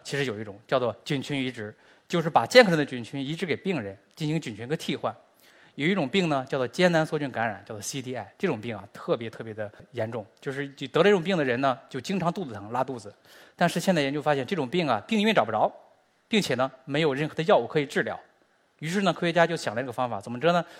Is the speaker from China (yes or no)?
yes; China; 我们中国人和美国人的微生物本身就是不一样的